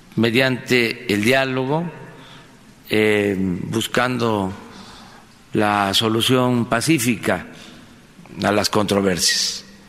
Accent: Tabasco, Mexico; desde Paraíso, Tabasco, desde mi tierra

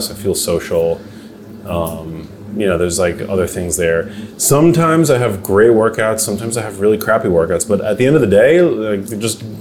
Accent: New York, United States; now in West Hollywood, United States; Like I, I feel like I'm a New Yorker. I like West Hollywood.

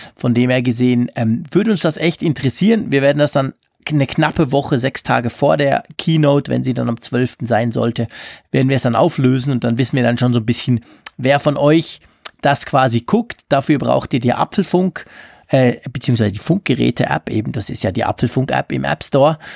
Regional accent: Switzerland; bei uns in der Schweiz

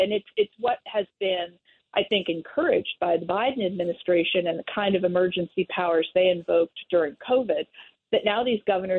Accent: Pennsylvania, United States; my state of Pennsylvania

